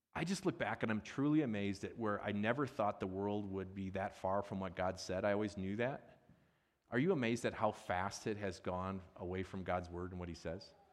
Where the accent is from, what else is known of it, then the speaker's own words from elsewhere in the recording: Midwest, United States; I'm from the Midwest